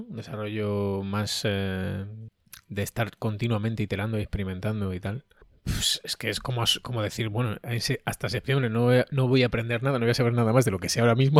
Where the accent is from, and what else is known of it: Andalusia, Spain